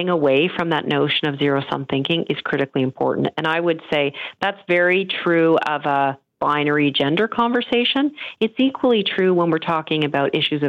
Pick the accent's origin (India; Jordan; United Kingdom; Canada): Canada; also born or lived in Europe / Netherlands; I am an immigrant to Canada, and I am the most fortunate person to have come, to have had my parents bring us here